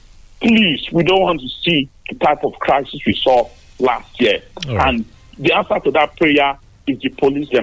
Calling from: Tottenham, London, United Kingdom; I'm calling from Tottenham.

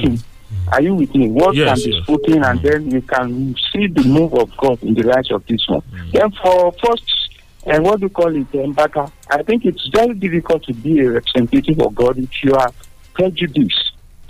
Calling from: Abeokuta, Ogun State, Nigeria; I'm tired from Abeokuta.

